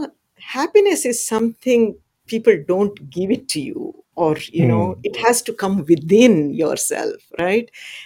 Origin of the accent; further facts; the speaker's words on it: India; now in Texas, United States; I grew up in a small village back in India, and my home was surrounded by mountains, and I come from the Sahyadri mountain range